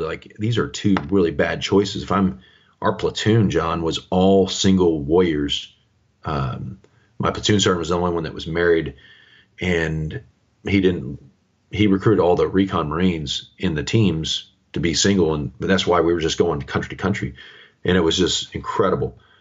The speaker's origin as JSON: {"language": "English", "town": "Kansas City", "country": "United States", "tie": "born or raised there", "said": "originally, I'm from the Middle America, uh, there around the Kansas City area, home of our world champion Kansas City Chiefs, right? And uh, so I grew up there south of the city"}